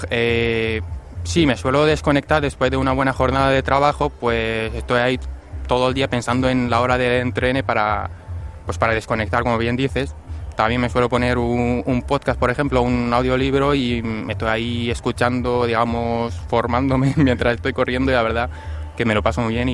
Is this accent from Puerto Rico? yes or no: no; Syria; now in Spain; como has dicho, que vengo desde Siria, pues eh, la cosa es un poco más complicada que aquí.